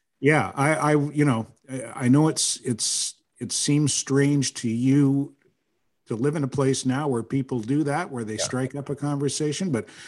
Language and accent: English; the Maritimes, Canada; now in Montreal, Canada; that's because I'm from the Maritimes. That's because I'm from a place where you do say good morning.